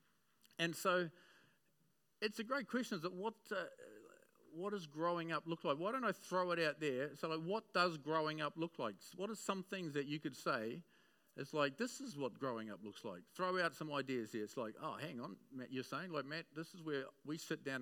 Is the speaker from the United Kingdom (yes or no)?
no; Auckland, New Zealand; I grew up in West Auckland